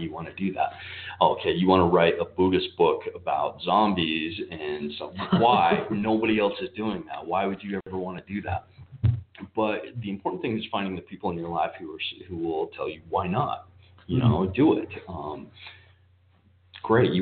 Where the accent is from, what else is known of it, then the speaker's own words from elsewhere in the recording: Salt Lake City, Utah, United States; moved away as an adult; I was born and raised in Salt Lake City